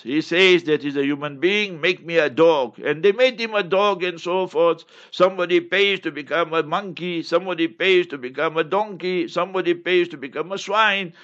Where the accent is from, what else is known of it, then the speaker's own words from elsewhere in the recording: South Africa; I come from South Africa